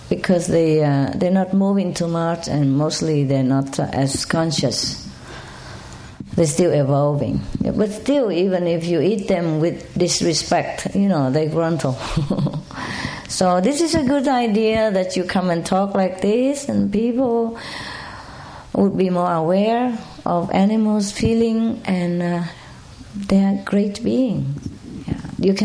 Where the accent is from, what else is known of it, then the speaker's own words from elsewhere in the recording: Malta; English is a second language; I came from Malta Island, next to Spain. It belonged to Spain.